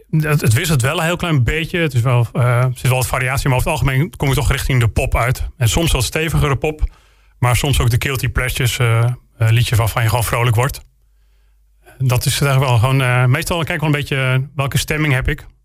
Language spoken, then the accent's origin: Dutch; Friesland, Netherlands; ja ik, ik blijf wel misschien een Fries in mijn, in mijn wortelen... maar ik, ik voel me toch wel een Brabander.